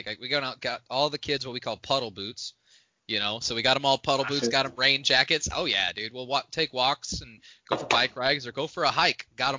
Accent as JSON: {"language": "English", "region": "Indiana", "country": "United States", "tie": "born or raised there", "said": "Like, I grew up in Indiana, northwest Indiana"}